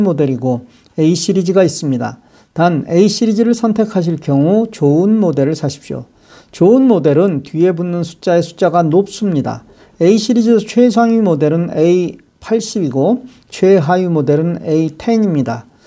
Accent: South Korea; now in United States; 제가 한국인이라서

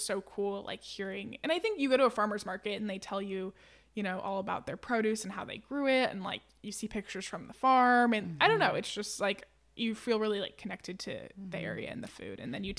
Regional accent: Stockton, California, United States; So I grew up in Stockton, California, and my family has cherries.

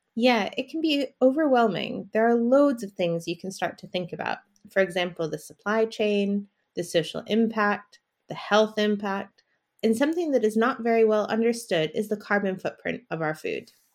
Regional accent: United States; now in London, United Kingdom; I'm from America, and I live in London

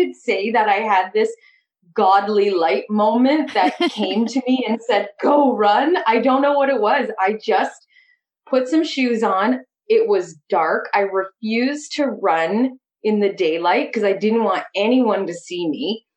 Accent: Trenton, Ontario, Canada; also born or lived in Napanee, Ontario / western Canada; I was born in Napanee, moved to Trenton when I was 7

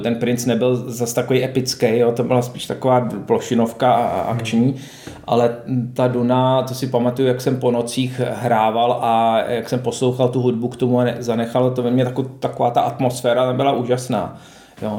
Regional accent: Prague, Czechia; jsem jezdil z Vršovic do Hostivaře k eh, dědovi a babičce

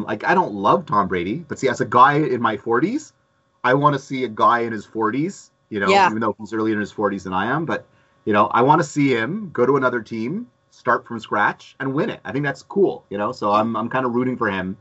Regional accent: Montreal, Quebec, Canada; first language English; also born or lived in San Francisco; I had to grow up speaking French

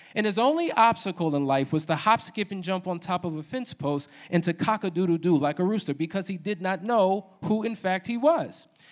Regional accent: New Jersey, United States; moved away as an adult; now in Atlanta, United States; born and raised in New Jersey

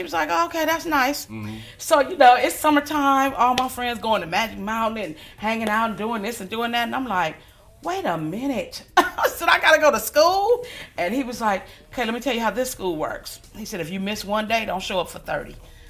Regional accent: Los Angeles, California, United States; I am from Los Angeles, California.

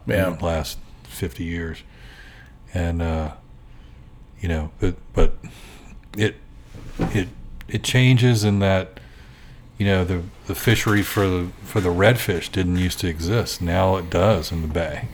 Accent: Gloucester County, Virginia, United States; moved away as an adult; also born or lived in Williamsburg, Virginia / Atlanta, Georgia; I grew up in Gloucester County in the 60s and 70s, and Gloucester at the time was very rural, and I grew up right on the Ware River

